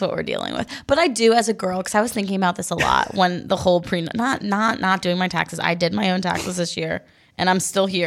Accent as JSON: {"language": "English", "region": "New Jersey", "country": "United States", "said": "I'm from New Jersey"}